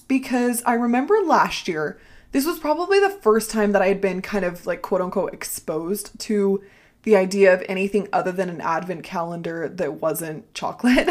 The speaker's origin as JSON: {"language": "English", "region": "Ohio", "country": "United States", "said": "I am from Ohio"}